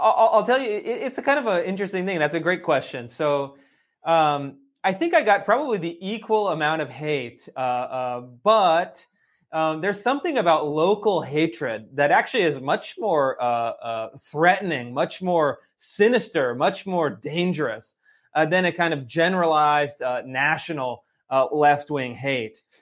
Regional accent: Sacramento, California, United States; I grew up in Sacramento, California

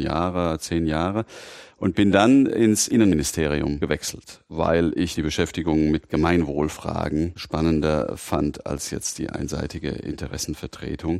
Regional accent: Mainz, Rhineland-Palatinate, Germany; also born or lived in Frankfurt; ich in Mainz aufgewachsen bin und mich natürlich auch als Mainzer fühle

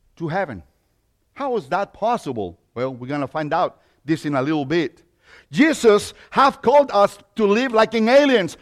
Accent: Mexico; accent: Mexican; English is a second language; now in United States; I was born in Mexico. So, yeah, that accent comes from Mexico.

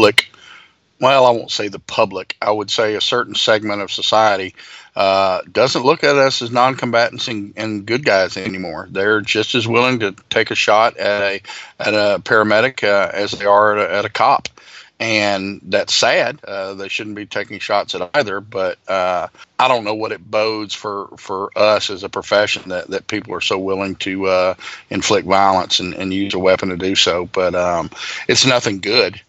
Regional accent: Louisiana, United States; my home state, from Baton Rouge, Louisiana

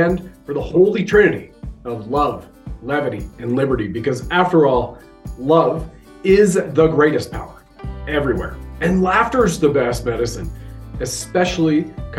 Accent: Canada

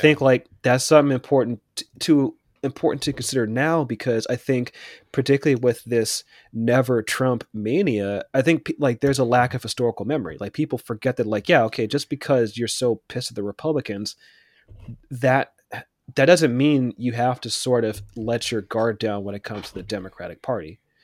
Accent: Pittsburgh, Pennsylvania, United States; where I grew up in Pittsburgh

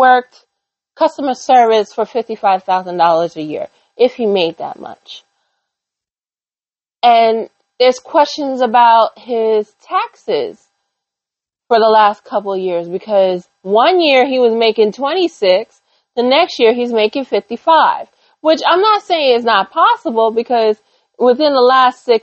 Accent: New York, United States; I'm a New Yorker

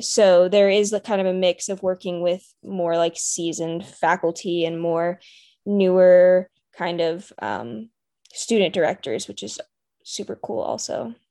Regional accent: Raleigh, North Carolina, United States; born and raised in the Raleigh area, so always been a local.

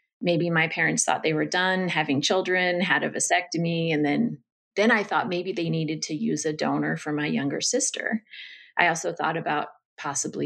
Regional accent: Northern California, United States; I grew up in Northern California with a mom, a dad, and two sisters

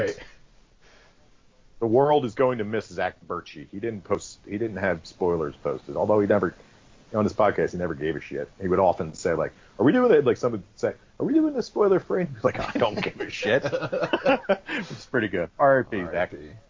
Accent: Boston, Massachusetts, United States; I'm from Boston. This is how people from Boston talk.

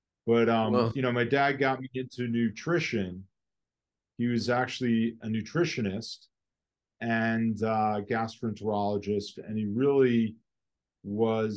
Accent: Westport, Connecticut, United States; also born or lived in Norwalk, Connecticut; I grew up in Westport, Connecticut

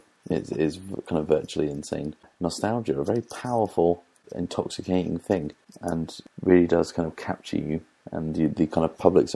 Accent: East Anglia, East of England, United Kingdom; growing up in East Anglia

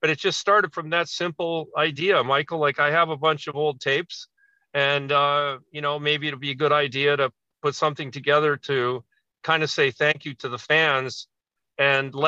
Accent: Toronto, Ontario, Canada; we're three piece and we're from Toronto

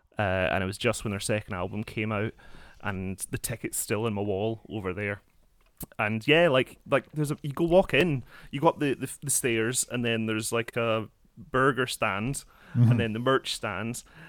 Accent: Scotland, United Kingdom; I grew up an hour outside of Glasgow

